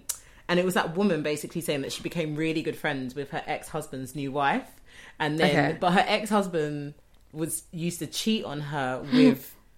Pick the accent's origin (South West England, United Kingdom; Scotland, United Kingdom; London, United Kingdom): London, United Kingdom; Bermondsey; We're from Bermondsey, so we know.